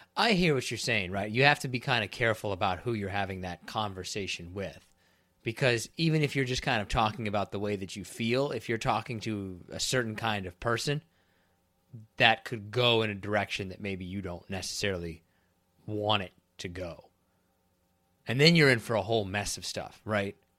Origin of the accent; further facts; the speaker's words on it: Kansas, United States; moved away; also born or lived in Florida; I'm from Kansas